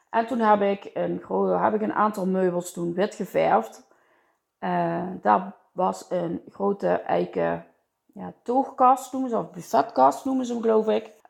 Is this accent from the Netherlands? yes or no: yes; Limburg, Netherlands; En eh, ja, daar zijn, wij, eh, daar zijn wij Limburgers voor, hè?